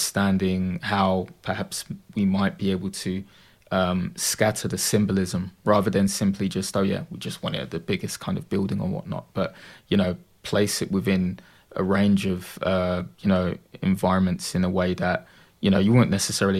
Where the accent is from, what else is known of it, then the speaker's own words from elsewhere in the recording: London, United Kingdom; also born or lived in Dagenham, Essex; now in Purfleet, United Kingdom; I grew up in Bethnal Green